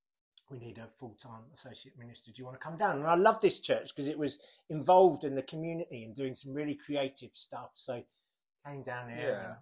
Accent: Gillingham, South East England, United Kingdom; Gillingham. {S0} In Gillingham, {S1} Gilles, Kent, as it was

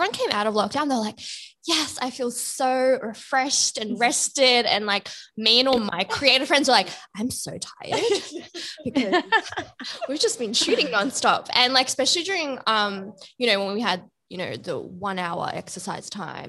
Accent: Bangladesh; I'm from Bangladesh and, you know, it's a lot of like South Asian jewelry.

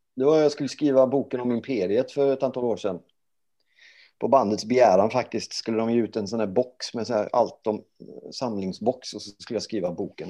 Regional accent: Gothenburg, Västra Götaland, Sweden; moved away as an adult; also born or lived in Norrköping; jag är ju uppväxt i Göteborg

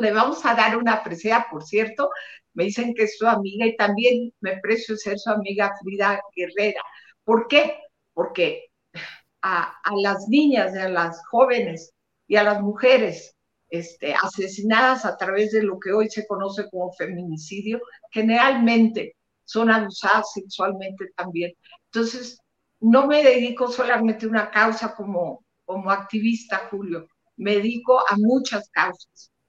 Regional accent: Monterrey, Nuevo León, Mexico; de donde soy yo de Monterrey, Nuevo León

